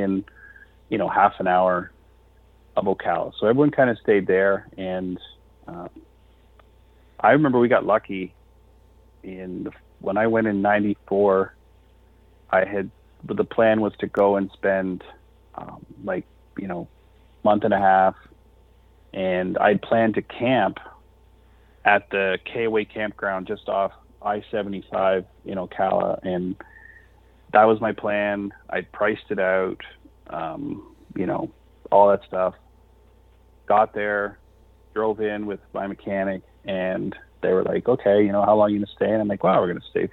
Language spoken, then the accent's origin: English; near Toronto, Ontario, Canada; we're from Canada. And he's like, we're in Canada. And I'm like, well, just like near Toronto, like an hour by Toronto.